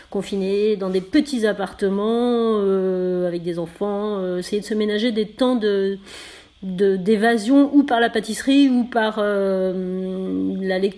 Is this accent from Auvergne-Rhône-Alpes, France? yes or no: yes; Savoy, Auvergne-Rhône-Alpes, France; je suis savoyarde et fière de l'être.